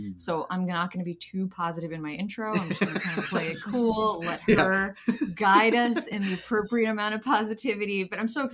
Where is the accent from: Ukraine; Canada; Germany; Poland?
Ukraine; moved away; I'm from Ukraine